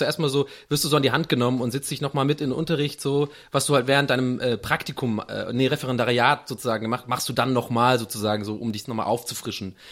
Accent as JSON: {"language": "German", "town": "Tübingen", "region": "Baden-Württemberg", "country": "Germany", "tie": "born or raised there", "also_born_or_lived": "Munich", "moved": "yes", "said": "bei uns in Tübingen"}